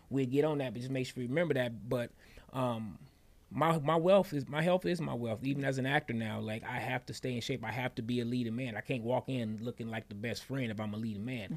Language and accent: English; Detroit, Michigan, United States; born and raised in Detroit, Michigan